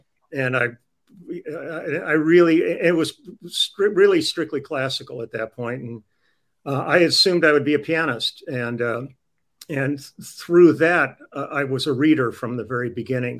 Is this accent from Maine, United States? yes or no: no; Los Angeles, California, United States; I grew up on the Sunset Strip